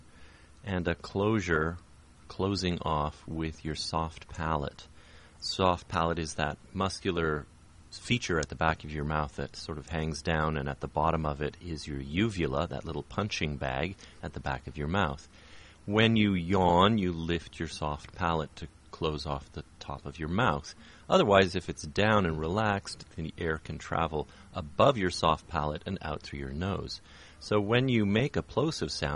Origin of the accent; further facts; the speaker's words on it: Toronto, Ontario, Canada; I'm from Toronto, Canada